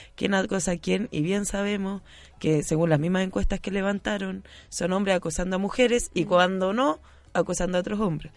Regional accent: Rancagua, O'Higgins, Chile; now in Santiago, Chile; yo también soy fuera de Santiago, entonces en Rancagua tú dices cosas como

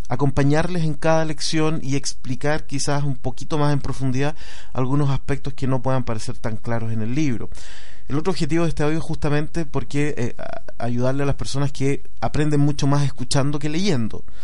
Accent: Valdivia, Los Ríos, Chile; born there; yo nací en Valdivia, es una ciudad en el sur de Chile.

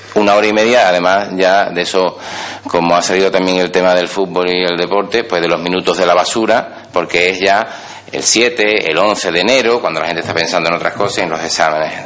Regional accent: Seville, Andalusia, Spain; Yo vivo aquí en Sevilla. Soy eh, de Sevilla, doctor por la Universidad de Sevilla

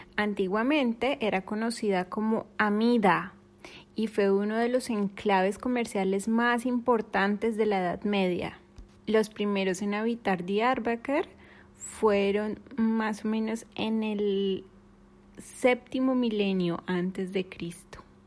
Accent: Colombia; moved away as an adult; now in Turkey; soy colombiana, pero vivo hace un par de años en Turquía

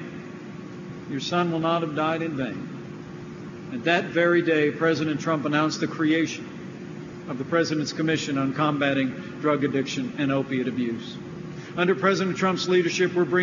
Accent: Indiana, United States; my home state of Indiana

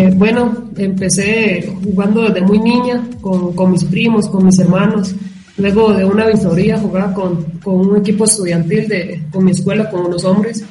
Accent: Costa Rica; accent: Tico; moved away as an adult; also born or lived in Finland; now in Colombia; los ticos tenemos un acento muy, nos diferencia mucho

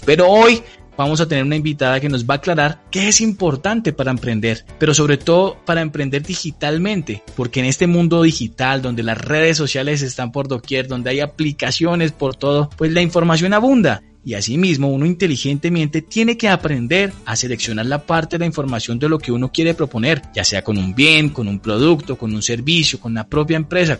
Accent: Colombia; como buenos colombianos

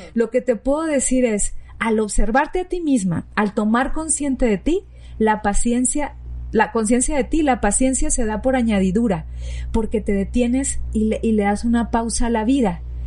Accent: Sinaloa, Mexico; moved away; yo soy de Sinaloa y babeaba por los mariscos

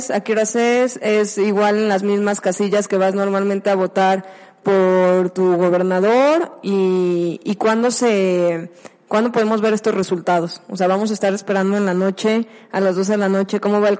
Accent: Mexico; oye, pero esto nos beneficia como mexicanos porque tenemos Pemex y vamos a tener mayores ingresos

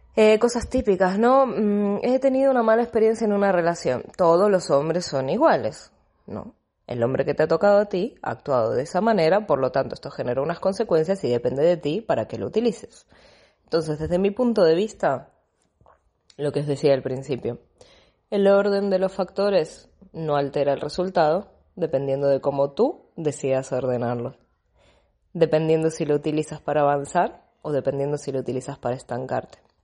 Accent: Buenos Aires, Argentina; moved away as an adult; now in Barcelona, Spain; Yo hace, van a ser 13 años que vivo en Barcelona, soy de Buenos Aires, Argentina

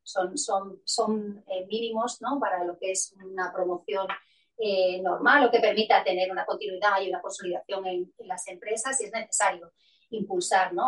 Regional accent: Melilla, Spain; yo soy de Melilla

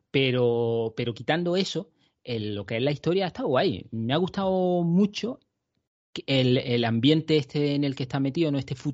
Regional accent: Andalusia, Spain; soy andaluz

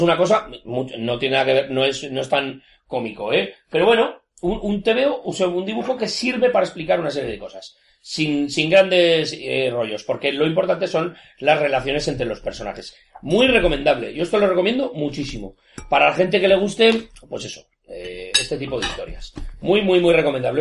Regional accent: Zaragoza, Aragon, Spain; 40, los dos en Zaragoza, es una cosa rara, porque aquí todo el mundo era nacido en un pueblo. Entonces yo no tengo pueblo

